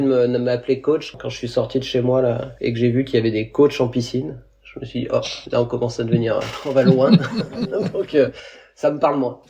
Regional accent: Creuse, Nouvelle-Aquitaine, France; moved away; also born or lived in Montpellier / Seychelles; la Creuse, d'où est originaire mon frère et moi aussi

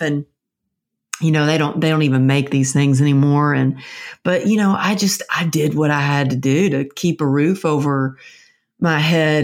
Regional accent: Texas, United States; now in California, United States; I'm from Texas, but I'm living out in California.

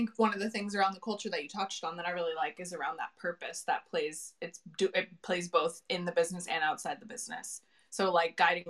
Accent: United States; moved away as an adult; now in London, United Kingdom; I'm here in the UK. I'm an American, but I do live here in London.

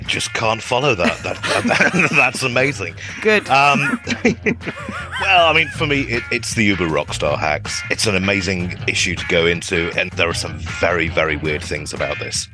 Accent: United Kingdom; now in East Bay, United States; as a Brit

